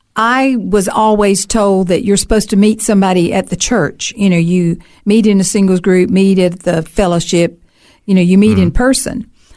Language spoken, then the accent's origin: English; Alabama, United States; moved away as an adult; also born or lived in South Carolina, United States; now in Australia; I grew up in Alabama.